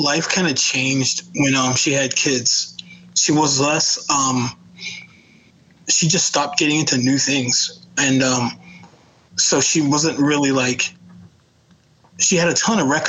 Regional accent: Greenville, North Carolina, United States; I'm from North Carolina originally, Greenville, North Carolina.

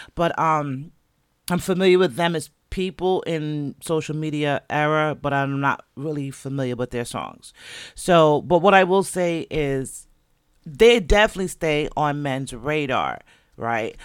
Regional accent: Jamaica; 'cause I'm Jamaican. And unless I tell you, or unless, you know, it just come out in my accent, you might not know.

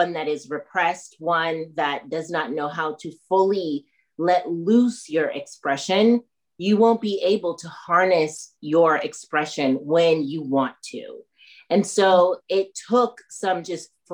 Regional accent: Northern California, United States; moved away as an adult; also born or lived in Haiti; now in Chicago, United States; I was born in Haiti, grew up in Northern California, and I grew up in a white family

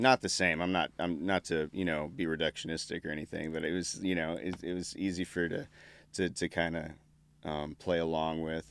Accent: Artesia, New Mexico, United States; I grew up in New Mexico, born and raised in New Mexico, um, southeastern part, town of ten thousand people, I guess, called Artesia

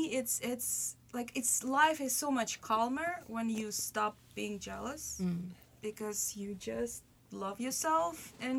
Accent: Russia; moved away; I was growing in Russia.

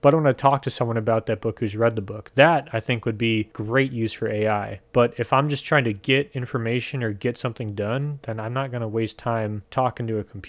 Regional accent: Midwest, United States; I'm from the Midwest.

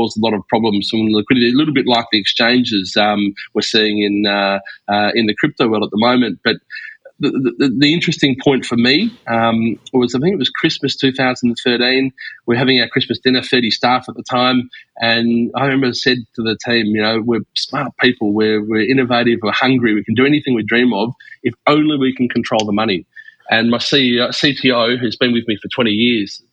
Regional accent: Melbourne, Victoria, Australia; moved away as an adult; now in Estonia; Where I come from, born and raised in Melbourne in Australia, went to University of Melbourne

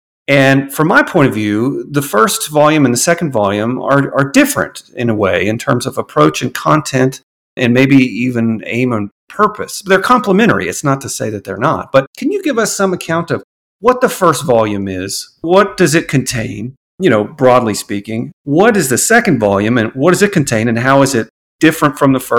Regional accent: Texas, United States; now in Boulder, United States; I'm a Texan.

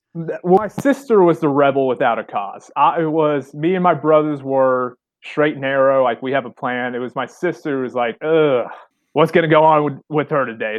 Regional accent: Southern Illinois, United States; my hometown's about 45 minutes north of Kentucky

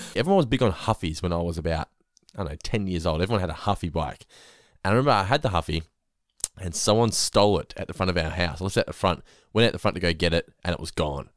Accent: Geelong, Victoria, Australia; I grew up in North Lane

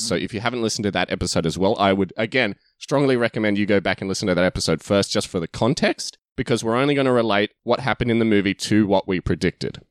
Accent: Australia; we're Australian, King's Men and King's Man sound exactly the same when we say it

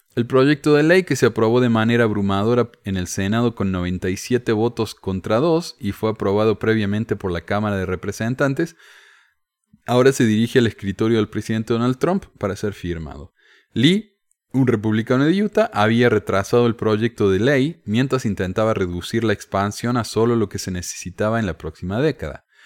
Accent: Córdoba, Argentina; accent: cordobés; mi acento cordobés

